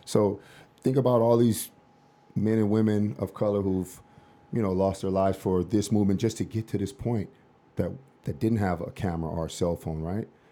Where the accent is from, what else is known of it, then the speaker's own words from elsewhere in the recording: Los Angeles, California, United States; I'm from South Central